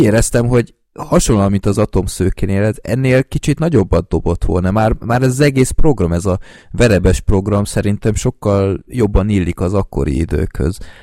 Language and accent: Hungarian; Budapest, Hungary; budapestiként így sokkal élvezhetőbb az egész